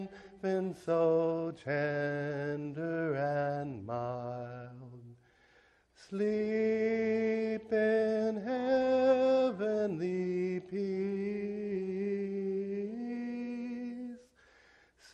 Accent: Cincinnati, Ohio, United States; moved away as an adult; now in China; I grew up in Cincinnati, Ohio

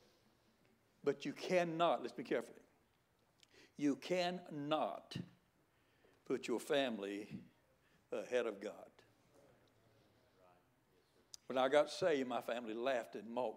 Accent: the Bible Belt of the South, United States; I was raised right here in the Bible Belt of the South

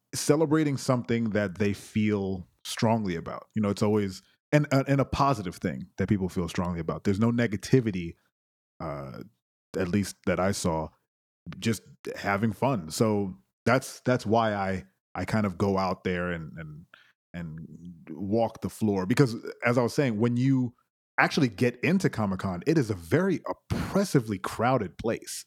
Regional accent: Brooklyn, New York, United States; I am from Brooklyn, born and raised, no playgrounds

